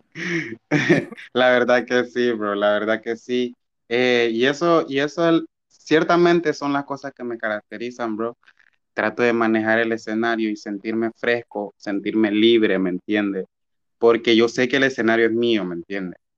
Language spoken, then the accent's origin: Spanish; Batalla, Colón, Honduras; soy de batalla